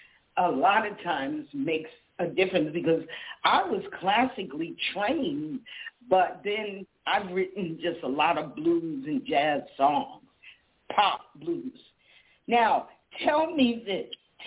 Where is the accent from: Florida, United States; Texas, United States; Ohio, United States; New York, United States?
New York, United States; New York City; I was born in Kew Gardens. I was born right next to Forest Hills.